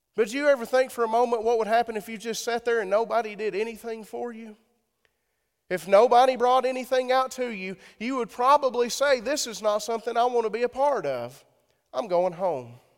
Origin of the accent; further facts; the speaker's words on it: Sparta, Tennessee, United States; I'm from Sparta.